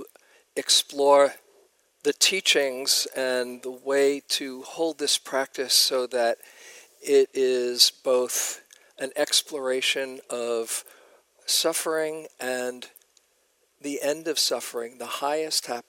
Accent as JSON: {"language": "English", "region": "New York", "country": "United States", "moved": "yes", "said": "I was from New York"}